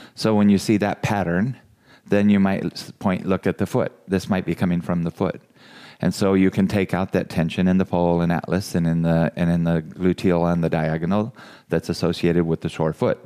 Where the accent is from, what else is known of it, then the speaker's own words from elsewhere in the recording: California, United States; now in Iowa, United States; I'm from California